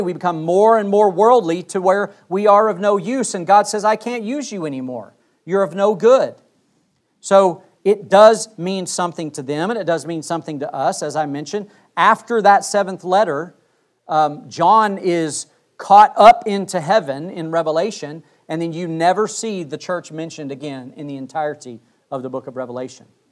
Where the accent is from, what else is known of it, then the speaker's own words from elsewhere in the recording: Wyoming, United States; I grew up in Wyoming.